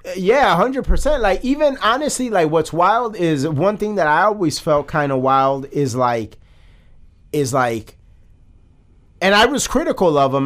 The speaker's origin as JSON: {"language": "English", "country": "United States", "said": "As an American"}